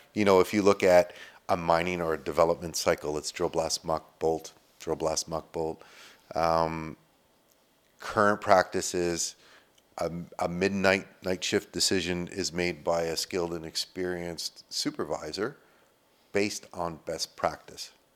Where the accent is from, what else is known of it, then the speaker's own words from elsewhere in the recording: Sudbury, Ontario, Canada; I'm born and raised in Sudbury